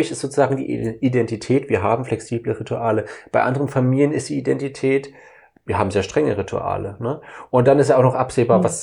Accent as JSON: {"language": "German", "region": "Saxony", "country": "Germany", "said": "ich komme ja aus dem Osten, aus Sachsen. Das heißt, ich bin ja aufgewachsen mit Pyramiden, mit Räuchermännern, mit Schwibbögen"}